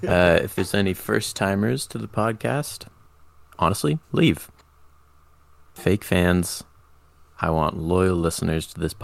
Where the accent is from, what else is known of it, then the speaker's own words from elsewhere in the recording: Ottawa, Ontario, Canada; I am also from Ottawa